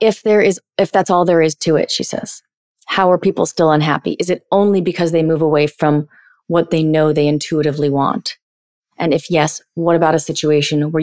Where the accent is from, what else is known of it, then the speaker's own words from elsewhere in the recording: United States; I'm 38 and I'm an empowered woman and I'm from America